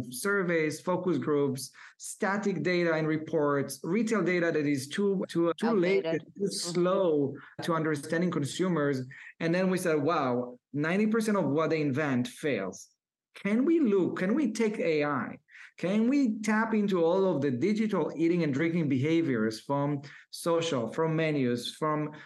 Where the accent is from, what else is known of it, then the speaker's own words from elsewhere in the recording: Israel; I was born and raised in Israel for a low middle class family.